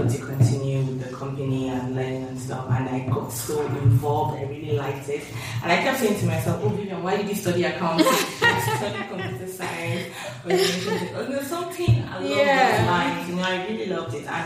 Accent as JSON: {"language": "English", "country": "Nigeria", "tie": "born or raised there", "also_born_or_lived": "Dundee, United Kingdom / United Kingdom", "moved": "as an adult", "lives_now": "Lagos, Nigeria", "said": "I was born in Nigeria, grew up in Nigeria, schooled"}